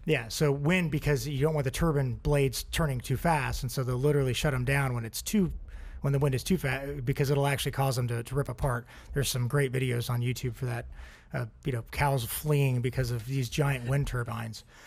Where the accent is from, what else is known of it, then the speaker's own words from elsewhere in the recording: Oregon, United States; I grew up in Oregon.